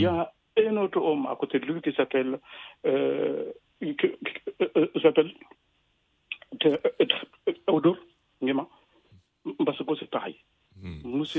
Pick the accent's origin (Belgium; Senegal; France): Senegal; moved away as an adult; also born or lived in Cameroon; Lorsque j'étais jeune, euh, un peu plus de 20 ans, j'ai quitté sur moi Sénégal